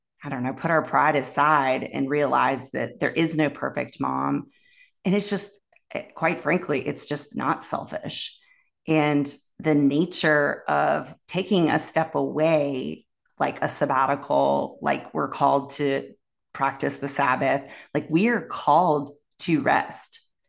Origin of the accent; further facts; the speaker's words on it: Raleigh, North Carolina, United States; I grew up in Raleigh, North Carolina, in the South